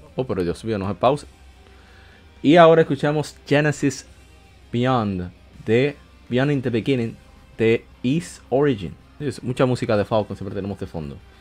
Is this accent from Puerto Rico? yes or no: no; Dominican Republic; República Dominicana, en mi país